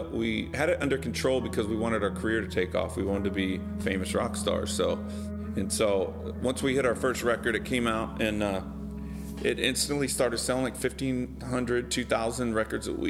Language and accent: English; Bakersfield, California, United States; moved away as an adult; also born or lived in Los Angeles; we grew up in Bakersfield, California